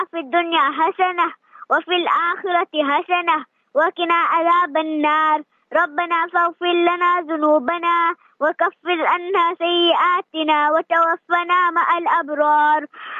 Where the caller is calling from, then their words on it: Isipingo, KwaZulu-Natal, South Africa; It's a Pingo Beach.